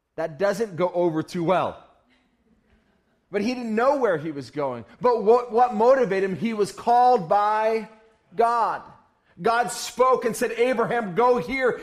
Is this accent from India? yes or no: no; Uganda; I'm from Uganda